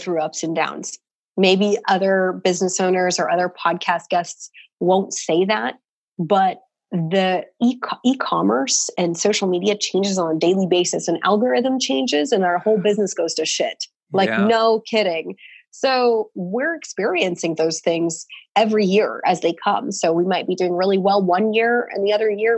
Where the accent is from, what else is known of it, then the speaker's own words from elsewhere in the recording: Portland, Oregon, United States; moved away; we're from Portland, so coffee is like our craft brew up there